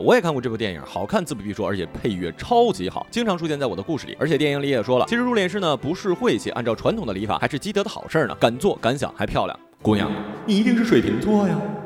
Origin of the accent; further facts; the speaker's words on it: Northeast China, China; 我们东北人